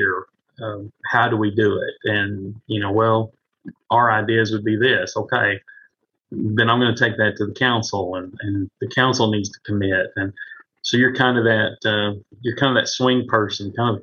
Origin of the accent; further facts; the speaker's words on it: Marlow, Oklahoma, United States; this is my hometown. I've lived here all my life